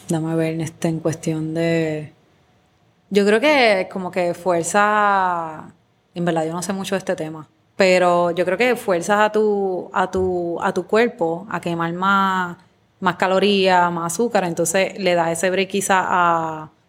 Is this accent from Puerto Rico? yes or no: yes; Guayama, Puerto Rico; moved away; also born or lived in California; yo soy de Guayama. De Guayama, de Guayama.